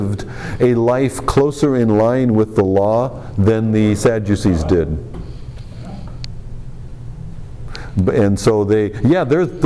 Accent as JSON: {"language": "English", "country": "United States", "said": "we as American Christians"}